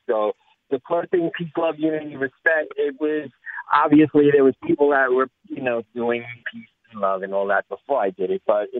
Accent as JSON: {"language": "English", "town": "New York City", "region": "New York", "country": "United States", "tie": "born or raised there", "said": "I come from New York City. I grew up in Brooklyn, New York"}